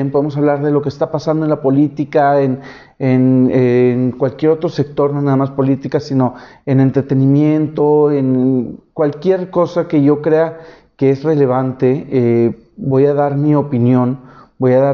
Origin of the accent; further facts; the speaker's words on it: Monterrey, Nuevo León, Mexico; soy de Monterrey.